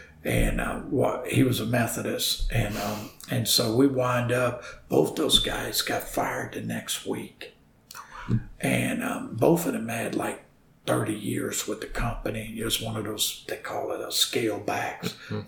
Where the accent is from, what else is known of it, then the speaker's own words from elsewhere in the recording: New Orleans, Louisiana, United States; also born or lived in South Carolina; I'm from New Orleans. And, you'll hear that accent. It used to be a lot worse when I first moved to South Carolina